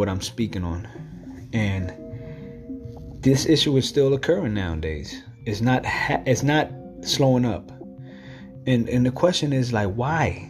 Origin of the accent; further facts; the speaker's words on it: New York City, New York, United States; I'm from New York City.